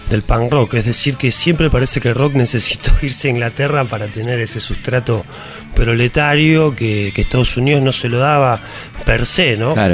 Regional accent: Villa Gesell, Buenos Aires Province, Argentina; yo soy de Gesell. Claro. Nacido y criado.

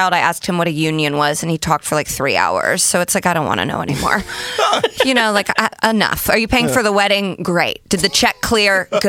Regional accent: Indiana, United States; moved away

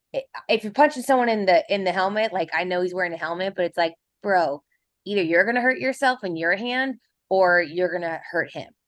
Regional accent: Kansas City, Missouri, United States; I'm from Kansas City.

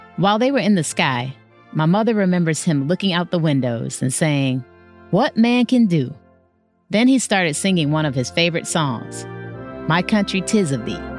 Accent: Detroit, Michigan, United States; my hometown, Detroit

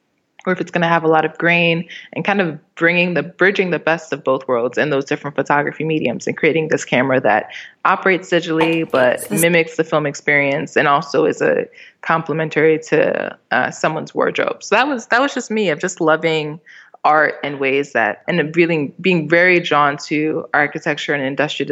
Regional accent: Maryland, United States; also born or lived in Miami / New York City / Albany; So I was born in Miami, and then we went to New York City, and then Albany, and then finally arrived. I grew up in Maryland, D.C. area, which is pretty suburban, but it's also pretty metropolitan.

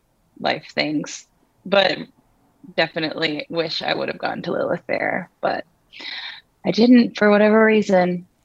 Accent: New York City, New York, United States; also born or lived in Boston, United States; now in Nashville, United States; I grew up mostly in New York City. I lived in Boston for a bit of my childhood, but was born in the New York area

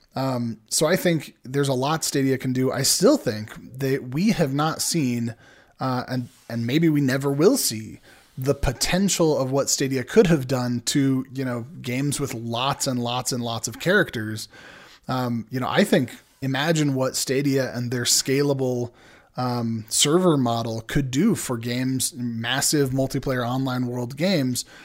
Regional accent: San Diego, California, United States; born and raised in San Diego in Southern California

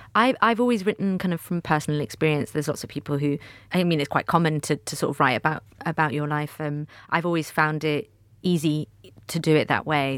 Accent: Manchester, North West England, United Kingdom; growing up in Manchester

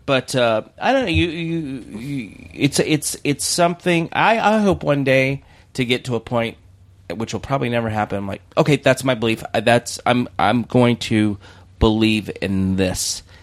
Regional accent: the South, United States; moved away; also born or lived in North Carolina; I'm from the South

